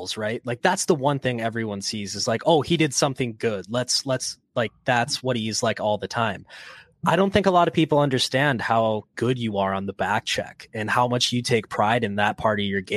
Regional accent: United States; we're US, we're not Canadian here

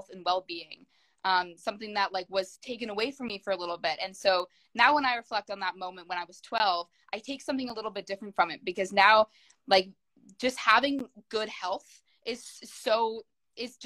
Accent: Canada; I am a Canadian actor and dancer

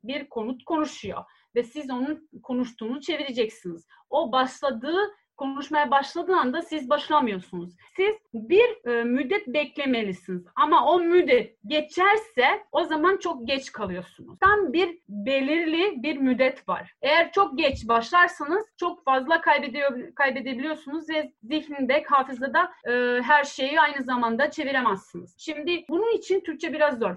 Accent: Serbia; accent: Ekavian; ben Belo diyeceğim. Ekavica bu. Ekavica E kullanıyoruz

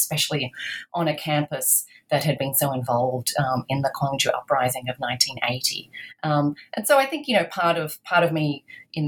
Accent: Australia; I grew up in Australia.

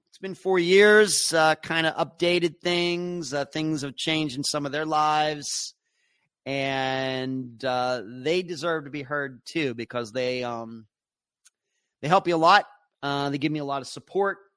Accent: Leechburg, Pennsylvania, United States; moved away; my hometown of Leechburg, Pennsylvania

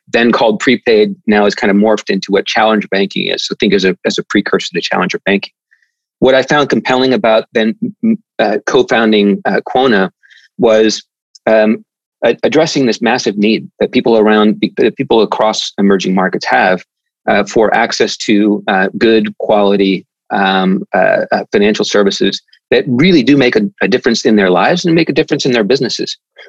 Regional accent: Spain; also born or lived in Central America; I grew up in Spain, grew up in Central America, so Spanish is a second first language.

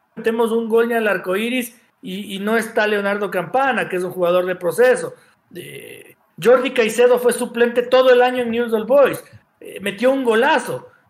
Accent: Ecuador; yo me siento un ecuatoriano de la puta madre porque pago mis impuestos

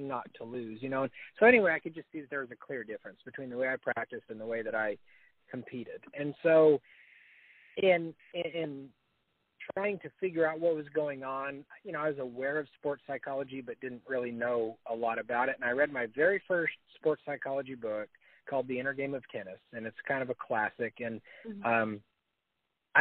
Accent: Northeast Colorado, United States; I grew up in Northeast Colorado

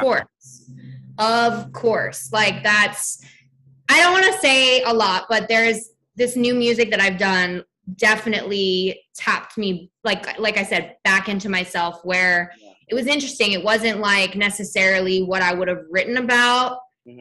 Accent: New Jersey, United States; now in Los Angeles, United States; I'm from New Jersey. I'm a South Jersey girl

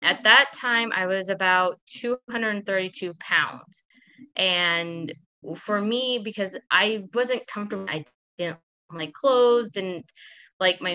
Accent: Kansas City, United States

